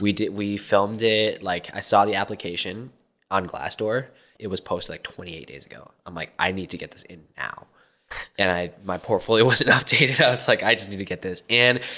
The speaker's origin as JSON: {"language": "English", "region": "Minnesota", "country": "United States", "tie": "born or raised there", "moved": "as an adult", "lives_now": "Arizona, United States", "said": "I was born in Minnesota and just, you know, the usual immigrant kind of upbringing"}